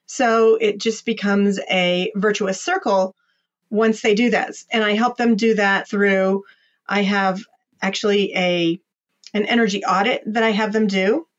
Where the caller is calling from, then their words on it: Columbus, Ohio, United States; I am dialing in from Columbus, Ohio. That's the center of the state.